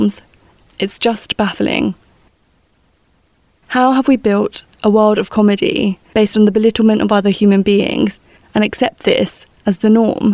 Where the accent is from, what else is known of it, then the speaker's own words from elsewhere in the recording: United Kingdom; a British East Asian of Chinese descent